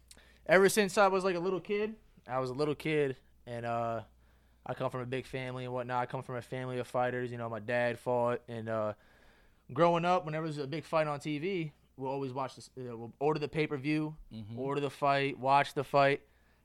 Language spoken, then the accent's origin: English; Metuchen, New Jersey, United States; I'm originally from Metuchen.